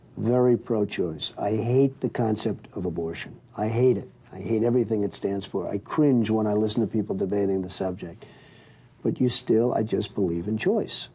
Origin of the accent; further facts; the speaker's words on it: New York City, New York, United States; I was raised in New York and grew up and work and everything else in New York City